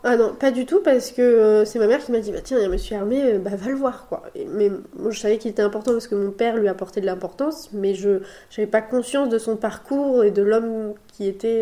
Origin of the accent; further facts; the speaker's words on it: Le Mans, Pays de la Loire, France; moved away as an adult; also born or lived in Nice; now in Bordeaux, France; je suis originaire du Mans, de la Sarthe, où euh, j'ai fait toutes mes études. Et puis, je suis arrivée à Bordeaux il y a 4 ans